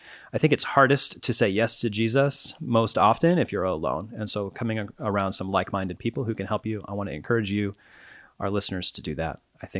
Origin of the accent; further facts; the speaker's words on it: Kansas, United States; the plural you, the y'all, as we would say, in my home country of Kansas.